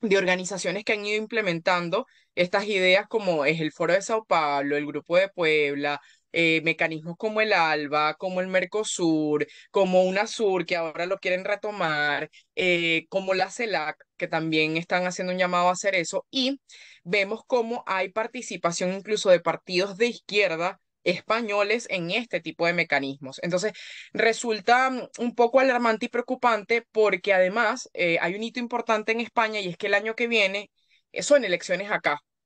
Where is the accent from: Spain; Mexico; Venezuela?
Venezuela; como, como venezolanos y como latinoamericanos